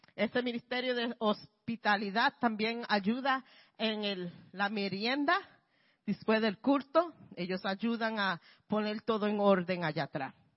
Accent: Puerto Rico; now in Bronx, New York, United States; soy puertorriqueña

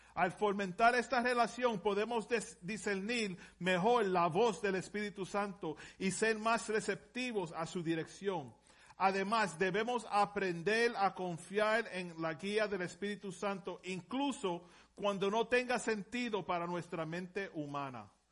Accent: Puerto Rico; Yo vengo de Puerto Rico, no puedo hablar español

